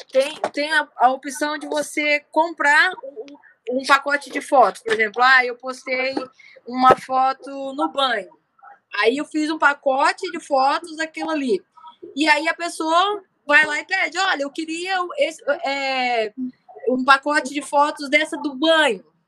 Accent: Umuarama, Paraná, Brazil; moved away; also born or lived in Rio de Janeiro; em Umorama, que é a cidade natal onde eu nasci

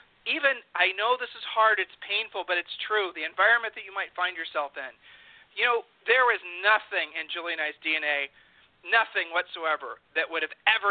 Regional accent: Columbus, Ohio, United States; we're from Columbus, Ohio

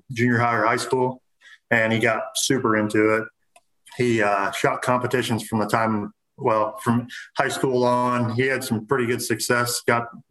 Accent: Central Illinois, United States; I'm from Central Illinois

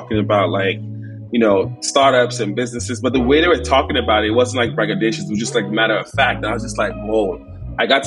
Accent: Enugu, Enugu State, Nigeria; moved away; also born or lived in Bay Area, United States; I was born in Enugu, Nigeria

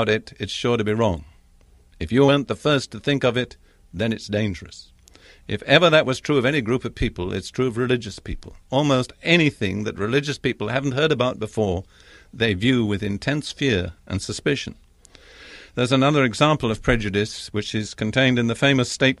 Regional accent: England, United Kingdom; I'm English by background.

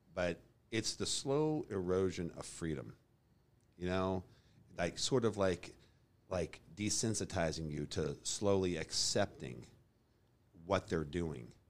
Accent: Boulder, Colorado, United States; moved away as an adult; also born or lived in Texas; now in Kansas City, United States; I grew up in Colorado, Boulder, Colorado.

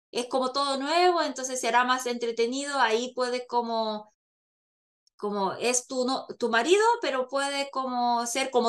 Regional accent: South Korea; soy la típica coreana.

